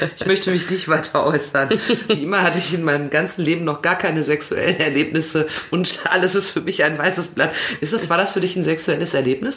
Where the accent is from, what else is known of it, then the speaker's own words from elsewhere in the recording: Hamm, North Rhine-Westphalia, Germany; Bei mir war es das Galilei-Gymnasium zu Hamm